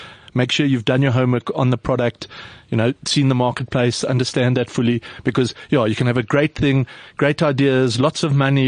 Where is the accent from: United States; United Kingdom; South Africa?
South Africa; We're from South Africa. You know, we all grew up in Cape Town, Joburg, Durban, whatever.